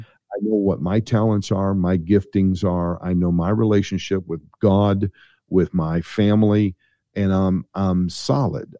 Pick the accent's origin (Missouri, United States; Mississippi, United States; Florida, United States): Missouri, United States; St. Louis; I'm from Saint Louis, Missouri